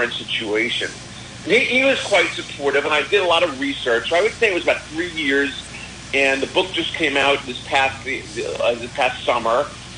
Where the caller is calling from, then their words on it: Paris, Île-de-France, France; Actually, right now today, I'm calling from Paris, France. I'm here looking to potentially publish my book here in France.